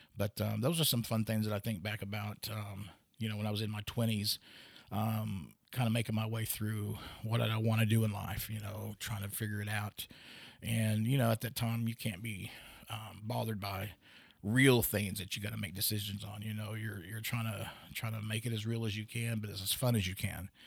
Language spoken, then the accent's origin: English; Pawhuska, Oklahoma, United States; also born or lived in Stillwater, Oklahoma / Los Angeles / San Francisco / Seattle; I was born in Stillwater initially until I was about four or five, then I moved to Pawhuska